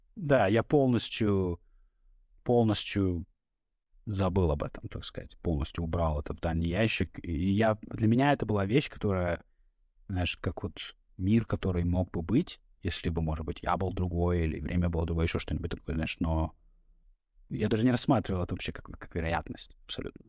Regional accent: Norilsk, Krasnoyarsk Krai, Russia; moved away as an adult; now in Philadelphia, United States; Я жил, я родился в Норильске

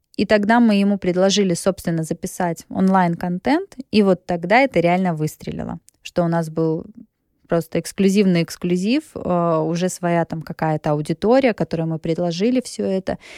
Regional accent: a small town near Krasnodar, Krasnodar Krai, Russia; moved away as an adult; also born or lived in Gelendzhik / Sochi; now in Moscow, Russia; Я родилась в Геленджике. Э, до 16 лет я жила в Усламинске. Это небольшой город под Краснодаром

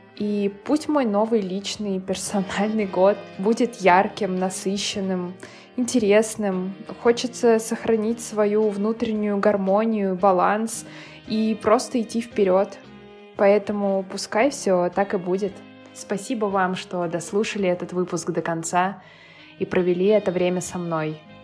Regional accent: Moscow, Russia; Я родилась и выросла в Москве, никуда не переезжала и в других городах не жила

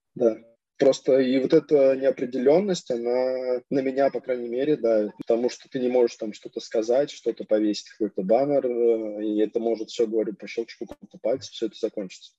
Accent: Kamyshin, Russia; moved away as an adult; now in Rijeka, Croatia; я родом из Камышина, из Ленинградской области, там 100 тысяч городок

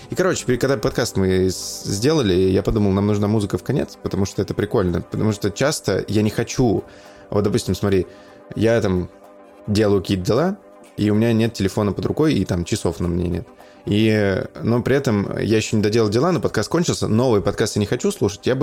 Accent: Voronezh, Voronezh Oblast, Russia; Я из Воронежа, брат.

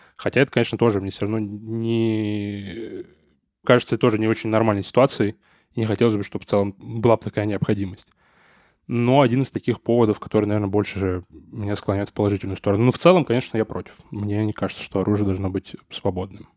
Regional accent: Saint Petersburg, Russia; как петербуржец

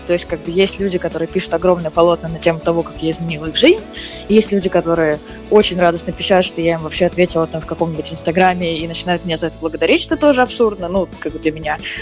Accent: Moscow, Russia; я москвичка, я всю жизнь живу в Москве

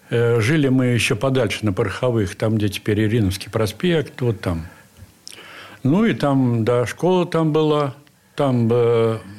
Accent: Saint Petersburg, Russia; Я родился на Охте. В здании, которое построили купцы Елисеевы возле Большохтинского

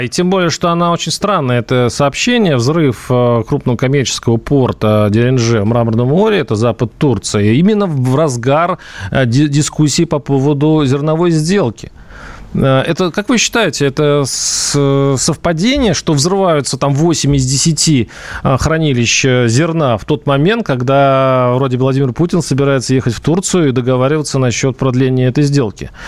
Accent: Russia; я россиянин

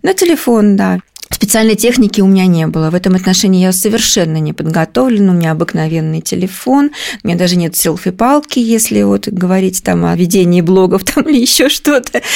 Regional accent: Kemerovo Oblast, Russia; moved away as an adult; now in Moscow, Russia; я родом из Кемеровской области. Мы переехали в Москву в 2006 году

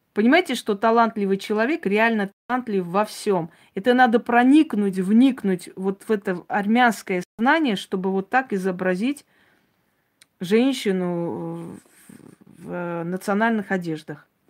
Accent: Armenia; я армянка

